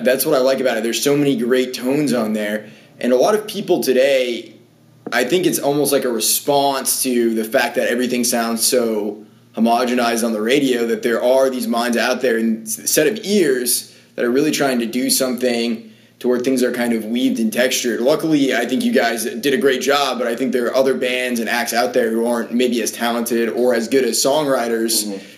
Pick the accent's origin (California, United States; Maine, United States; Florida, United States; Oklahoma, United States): Maine, United States; growing up in Maine, it was it was like just bands that I played in growing up.